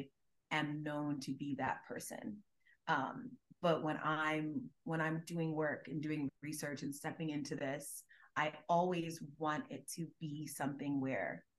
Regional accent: Gwinnett County, Georgia, United States; I'm from Gwinnett County, which is a suburb of Atlanta

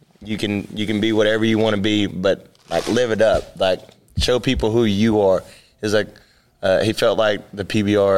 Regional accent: Texas, United States; I'm from Texas

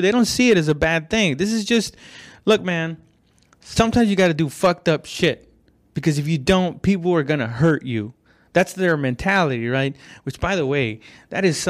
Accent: West Texas, United States; I'm from West Texas

